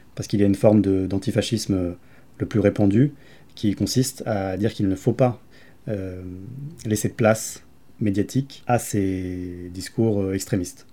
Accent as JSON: {"language": "French", "town": "Grenoble", "region": "Auvergne-Rhône-Alpes", "country": "France", "said": "je viens de Grenoble"}